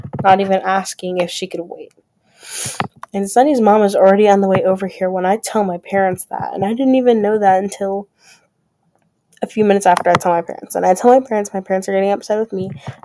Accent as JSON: {"language": "English", "town": "Grand Rapids", "region": "Michigan", "country": "United States", "tie": "born or raised there", "said": "I grew up in Grand Rapids, Michigan"}